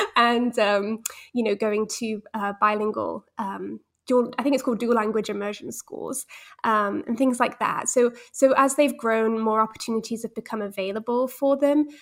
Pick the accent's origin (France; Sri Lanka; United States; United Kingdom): United Kingdom; England; also born or lived in Netherlands / Spain; I was born in Holland, but I had British parents who were mostly monolingual